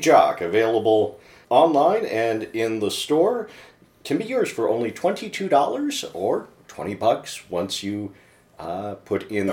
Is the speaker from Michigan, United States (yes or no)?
yes; Livonia, Michigan, United States; born or raised there